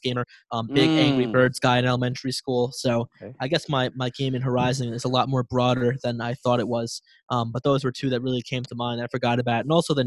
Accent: Massapequa Park, New York, United States; I'm Long Island born and raised. I'm from Massapequa Park.

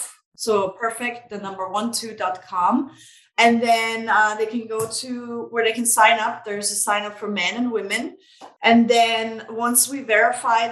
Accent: Vienna, Austria; now in United States; I'm originally from Vienna, Austria

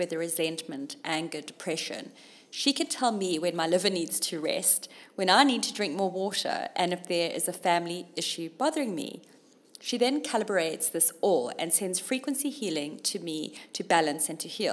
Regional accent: Durban, KwaZulu-Natal, South Africa; moved away as an adult; also born or lived in Zimbabwe / London, United Kingdom; Durban, my hometown.

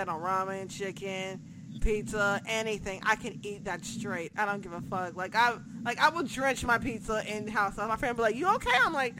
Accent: Chicago, Illinois, United States; born or raised there; moved away

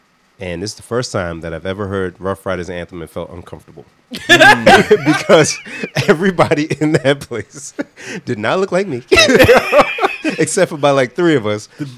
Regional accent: Providence, Rhode Island, United States; I'm from Providence, born and raised. It's by Olneyville, right?

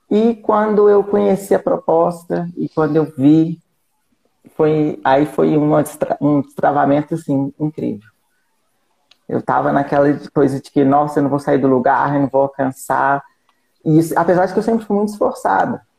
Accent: Barroso, Minas Gerais, Brazil; sou de Barroso, Minas Gerais, interior de Minas, né?

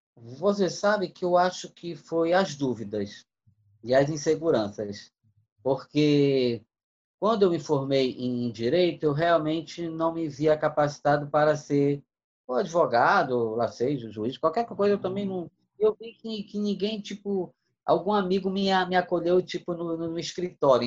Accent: Manaus, Amazonas, Brazil; eu nasci em Manaus em 1963

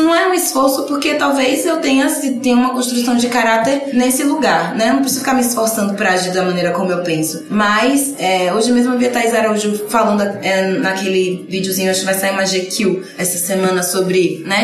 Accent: Camaçari, Bahia, Brazil; moved away; also born or lived in Candeias; eu nasci em Candeias, só nasci em Candeias. Eu fui criada em Camaçari.

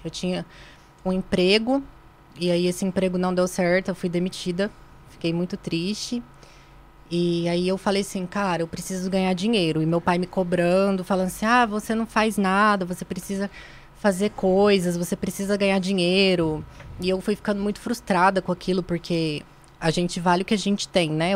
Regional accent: Minas Gerais, Brazil; moved away; also born or lived in Ituiutaba; Eu sou de Minas

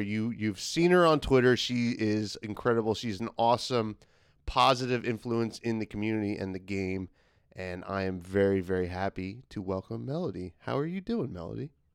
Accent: United States; as an American

